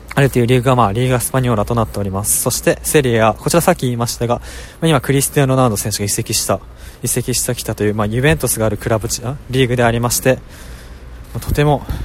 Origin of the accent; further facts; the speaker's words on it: Saitama, Japan; also born or lived in Niigata; 私も2歳から埼玉に住んでいるんですがその えっとまあ、生まれたのが新潟ということで